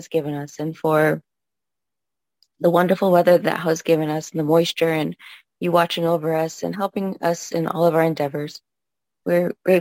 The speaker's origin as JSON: {"language": "English", "town": "Copper Mine", "region": "Arizona", "country": "United States", "tie": "born or raised there", "moved": "as an adult", "lives_now": "Provo, United States", "said": "I grew up on the Navajo Reservation."}